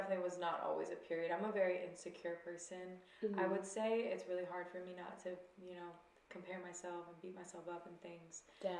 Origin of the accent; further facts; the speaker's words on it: Greenville, South Carolina, United States; now in Los Angeles, United States; I'm from South Carolina, born mm-hmm. and raised in the South. Really small town called Greenville.